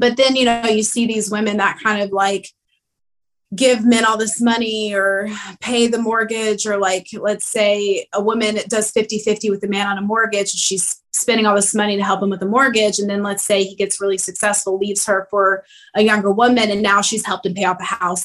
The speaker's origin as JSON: {"language": "English", "region": "the South", "country": "United States", "tie": "born or raised there", "said": "I grew up in the South traditionally"}